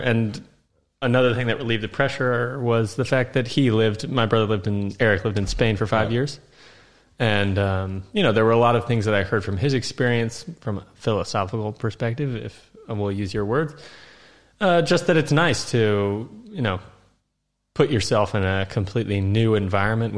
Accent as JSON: {"language": "English", "region": "Iowa", "country": "United States", "tie": "born or raised there", "moved": "as an adult", "lives_now": "Hungary", "said": "where I grew up in Iowa is pretty different from the majority of Iowa"}